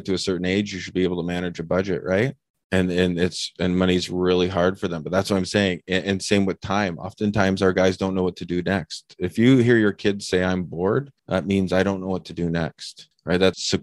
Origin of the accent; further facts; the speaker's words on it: Canada; I'm typical Canadian